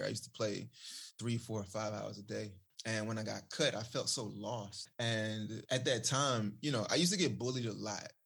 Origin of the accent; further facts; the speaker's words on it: Clinton, Mississippi, United States; also born or lived in Jackson, Mississippi; I was born in Jackson, Mississippi. Grew up in a suburb of Jackson called Clinton, Mississippi.